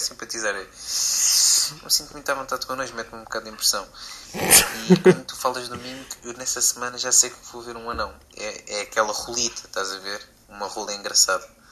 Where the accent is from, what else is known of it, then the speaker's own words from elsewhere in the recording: Viseu, Centro, Portugal; eu sou de Viseu